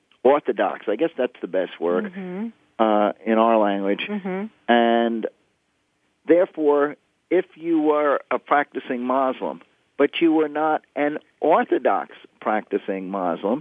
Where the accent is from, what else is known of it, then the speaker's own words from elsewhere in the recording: Houston, Texas, United States; I'm from Texas.